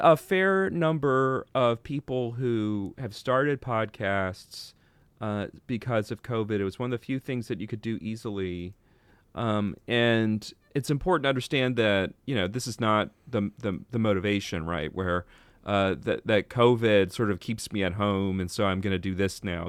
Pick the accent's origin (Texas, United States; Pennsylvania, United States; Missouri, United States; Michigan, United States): Texas, United States; moved away; I'm from Texas originally